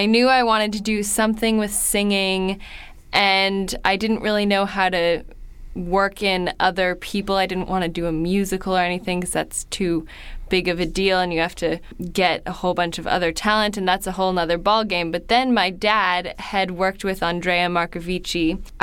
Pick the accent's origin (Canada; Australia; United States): United States; San Francisco, California; I'm from San Francisco.